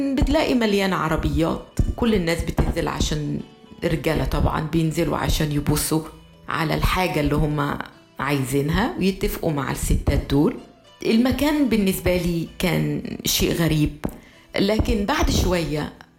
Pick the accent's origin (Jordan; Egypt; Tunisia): Egypt; moved away as an adult; also born or lived in France; كمصرية كنت لسه ببتدي حياتي في فرنسا سنة 84 وأنا عشت في فرنسا لغاية سنة 88